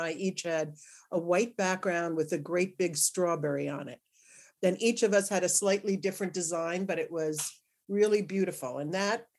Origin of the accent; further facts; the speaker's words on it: Long Branch, New Jersey, United States; moved away as an adult; also born or lived in Manhattan, New York; Originally born and bred in Long Branch, New Jersey